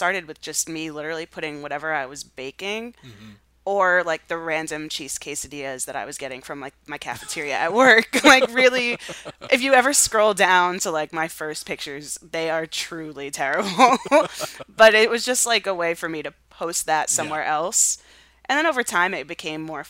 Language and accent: English; United States; I'm so American Italian that that is so long gone from my family